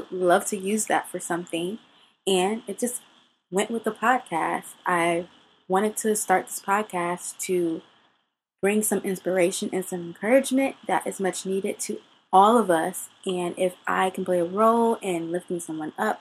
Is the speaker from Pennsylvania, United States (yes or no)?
no; Ohio, United States; moved away as an adult; now in California, United States; I'm from Ohio